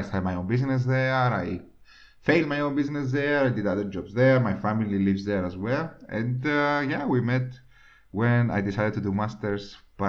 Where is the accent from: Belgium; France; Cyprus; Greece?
Cyprus; moved away as an adult; also born or lived in Scotland; I'm from Cyprus, we're 1 million, including the immigrants.